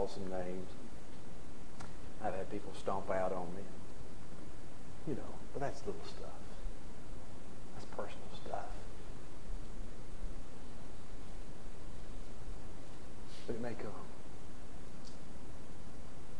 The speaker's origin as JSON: {"language": "English", "region": "Mississippi", "country": "United States", "tie": "born or raised there", "said": "I was born in Mississippi. I hadn't gotten far from Mississippi. I wandered away and was in exile for a few years, but I came back."}